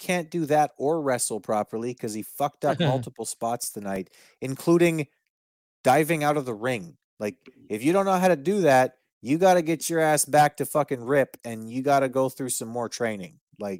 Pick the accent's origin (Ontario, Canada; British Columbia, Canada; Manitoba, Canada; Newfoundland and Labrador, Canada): Manitoba, Canada; Winnipeg; I'm from Winnipeg. I don't care.